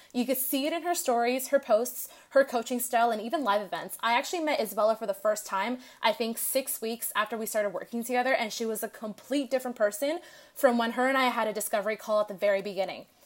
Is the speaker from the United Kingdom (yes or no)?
no; Canada; now in Los Angeles, United States; I'm originally from Canada, but I'm currently living in L